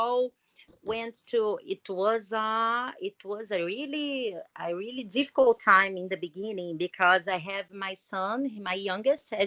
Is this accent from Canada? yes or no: no; Brazil; I'm from Brazil